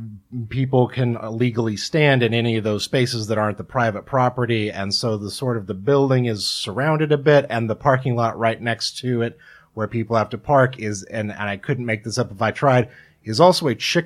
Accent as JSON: {"language": "English", "region": "Kansas", "country": "United States", "tie": "born or raised there"}